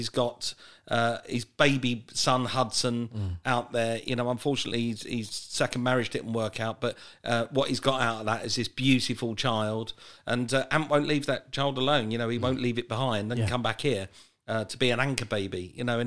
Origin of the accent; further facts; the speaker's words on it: England, United Kingdom; moved away as an adult; also born or lived in United States; I'm an Englishman at heart. I need to be back home